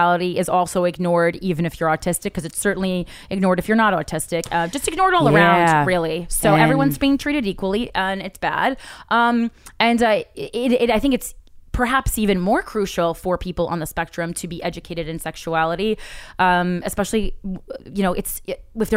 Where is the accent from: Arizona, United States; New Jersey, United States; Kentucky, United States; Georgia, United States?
New Jersey, United States; I'm from Jersey, so we usually always hang out at the mall, like Friday nights